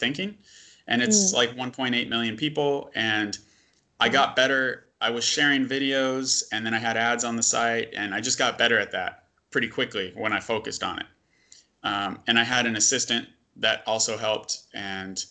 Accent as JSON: {"language": "English", "country": "United States", "said": "we're both American"}